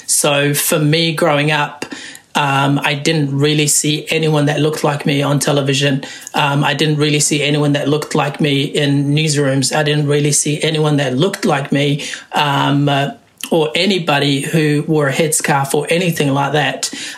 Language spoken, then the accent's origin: English; Wellington, New Zealand; also born or lived in Somalia / Kenya; I'm a filmmaker, originally from Somalia. I grew up in Wellington. Came to New Zealand when I was about 12, so born in Somalia.